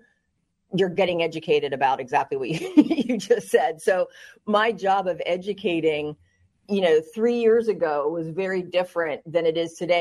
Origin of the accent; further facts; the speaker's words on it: New Jersey, United States; also born or lived in West Virginia; I'm from New Jersey. I grew up, you know, lower middle class